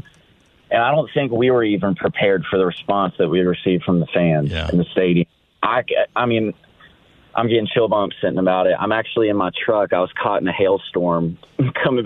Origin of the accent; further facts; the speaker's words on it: Nashville, Tennessee, United States; moved away as an adult; also born or lived in Arizona / San Diego; I am from Nashville. I was born and raised.